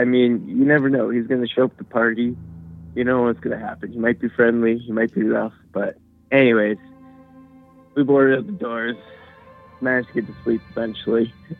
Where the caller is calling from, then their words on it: Smithers, British Columbia, Canada; I'm calling from Smithers, D.C.